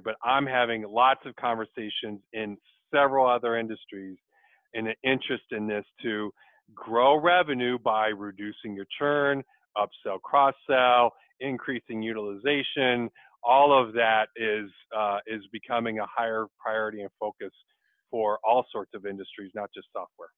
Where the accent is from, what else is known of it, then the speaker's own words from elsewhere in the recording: Michigan, United States; also born or lived in Dodge City, Kansas; born in Dodge City, but grew up in Michigan and went to Western Michigan University for my undergrad